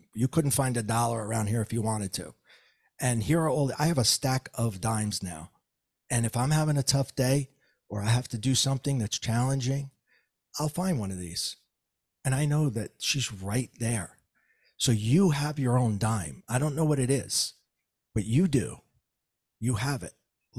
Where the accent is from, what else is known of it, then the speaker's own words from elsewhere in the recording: New Jersey, United States; And sorry for all the four letter words because I'm from Jersey.